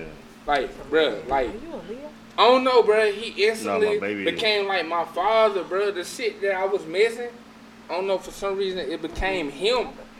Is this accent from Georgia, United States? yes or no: yes; Macon, Georgia, United States; But I'm from Macon.